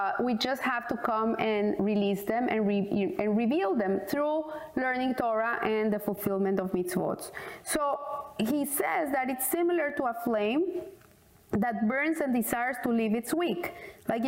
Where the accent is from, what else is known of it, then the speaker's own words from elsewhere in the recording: Colombia; I said, from Colombia